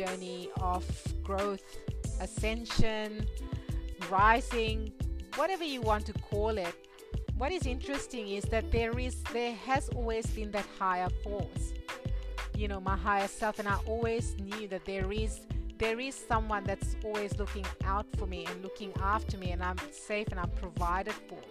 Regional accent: Fiji; being born and raised in Fiji and coming from an Indian background

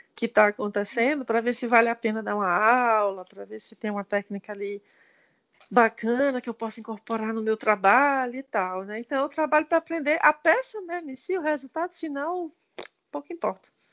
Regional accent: Ceará, Brazil; now in Canada; sou cearense

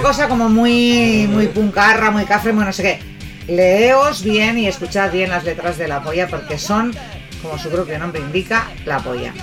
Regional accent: Basque Country, Spain; soy vasca

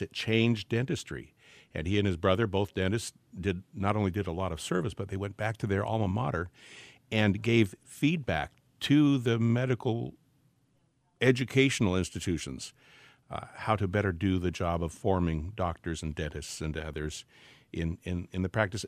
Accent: Portland, Oregon, United States; the area where I grew up in Portland, Oregon

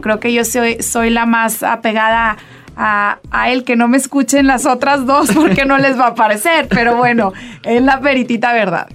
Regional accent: Saltillo, Coahuila, Mexico; yo soy coahuilense, yo soy saltillense de corazón

